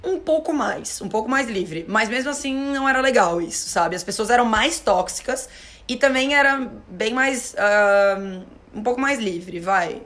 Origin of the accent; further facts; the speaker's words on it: Florianópolis, Santa Catarina, Brazil; also born or lived in Porto Alegre; now in São Paulo, Brazil; Eu, a minha família é de Porto Alegre, eu sou de Floripa, minha família é de Porto Alegre